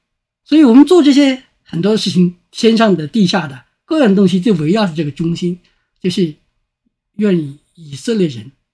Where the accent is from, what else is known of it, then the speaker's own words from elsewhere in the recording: China; 我们中国人